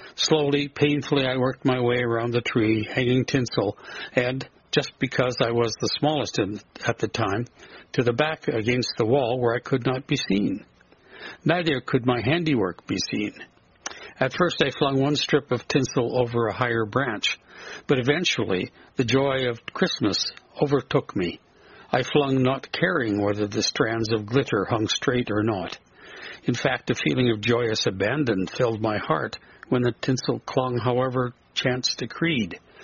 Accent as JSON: {"language": "English", "region": "southern prairie of Alberta", "country": "Canada", "tie": "born or raised there"}